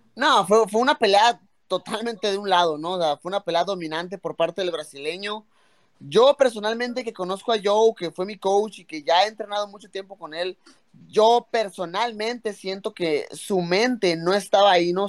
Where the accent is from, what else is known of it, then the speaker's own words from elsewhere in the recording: Mexico; soy mexicano